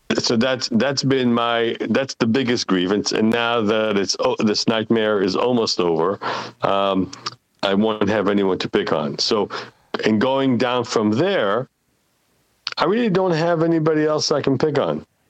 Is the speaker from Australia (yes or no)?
no; Israel; English is a second language; now in United States; I've left Israel many years ago